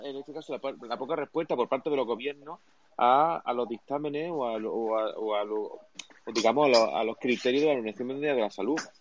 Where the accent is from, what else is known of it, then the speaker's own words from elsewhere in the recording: Cádiz, Andalusia, Spain; moved away; Cádiz, de hecho mi tierra de natal, ¿no? O sea, mi, toda mi familia de aquí